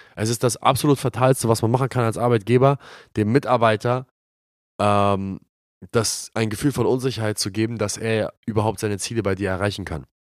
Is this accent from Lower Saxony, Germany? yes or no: no; Glinde, Schleswig-Holstein, Germany; Die goldenen Zeiten in Glinde damals in meiner Heimatstadt